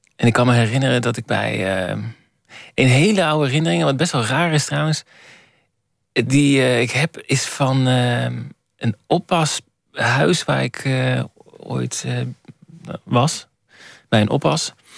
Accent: Borculo, Gelderland, Netherlands; moved away; ik ben geboren in Borculo.

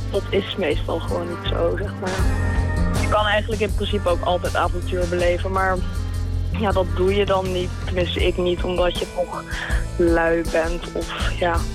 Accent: Rotterdam, South Holland, Netherlands; ik kom uit Rotterdam en ik ben 20 jaar.

